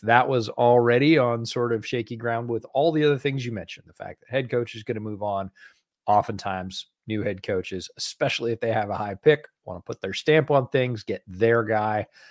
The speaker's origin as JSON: {"language": "English", "area": "Finger Lakes", "region": "New York", "country": "United States", "tie": "born or raised there", "said": "I grew up in the Finger Lakes"}